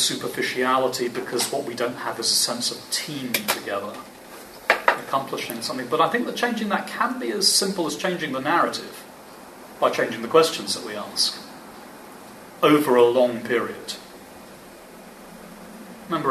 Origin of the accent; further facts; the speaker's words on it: England, United Kingdom; I'm English. Sorry, we're all Brits. I'm English